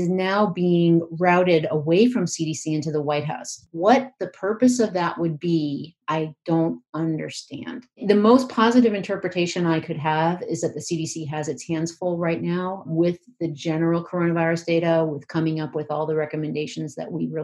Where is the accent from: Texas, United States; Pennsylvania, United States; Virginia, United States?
Pennsylvania, United States; I'm from Pennsylvania